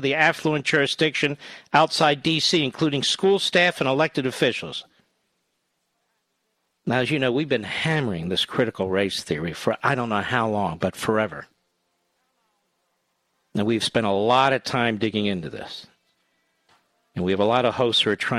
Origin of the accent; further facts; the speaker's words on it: Loudoun County, Virginia, United States; I'm from Loudoun County, Virginia.